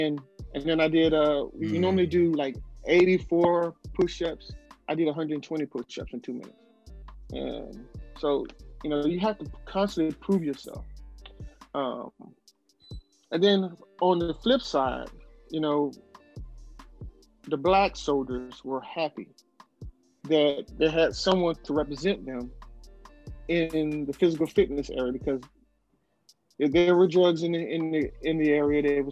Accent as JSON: {"language": "English", "region": "the South", "country": "United States", "tie": "born or raised there", "said": "I'm growing up in the South"}